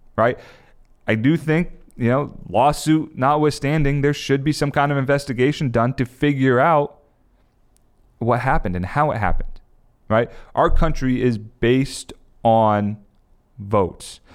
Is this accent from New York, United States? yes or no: no; New Jersey, United States; where I grew up in South Jersey